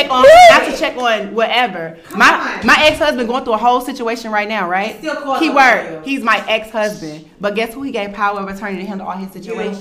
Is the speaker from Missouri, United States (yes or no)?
no; Mississippi, United States; I'm from Mississippi.